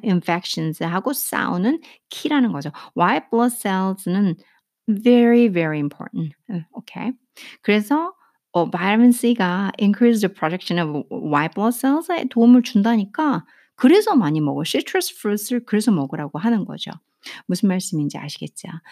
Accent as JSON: {"language": "Korean", "country": "South Korea", "said": "제가 한국 사람으로서"}